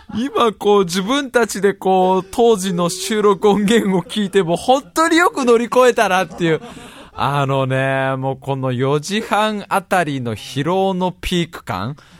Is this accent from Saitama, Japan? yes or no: yes; Tokorozawa, Saitama, Japan; born or raised there